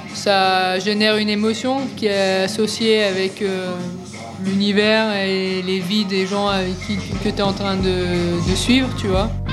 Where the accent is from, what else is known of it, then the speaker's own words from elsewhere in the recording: Cannes, Provence-Alpes-Côte d'Azur, France; moved away; je reviens en France et à Cannes notamment pour des raisons de santé